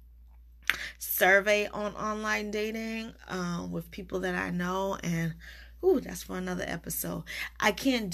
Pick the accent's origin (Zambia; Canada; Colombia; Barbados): Barbados; accent: West Indian; also born or lived in United States; I'm a Bajan American